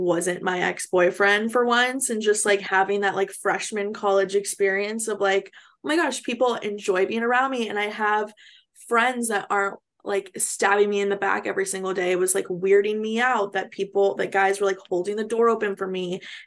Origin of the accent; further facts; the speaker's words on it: California, United States; moved away as an adult; also born or lived in West Virginia; I'm from California